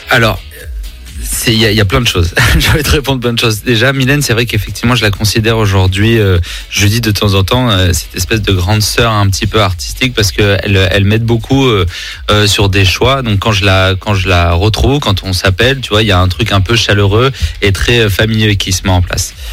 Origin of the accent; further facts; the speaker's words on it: Nice, Provence-Alpes-Côte d'Azur, France; Bah, c'est ça, quand on est niçois, forcément, hein, il y a un moment, l'été nous manque.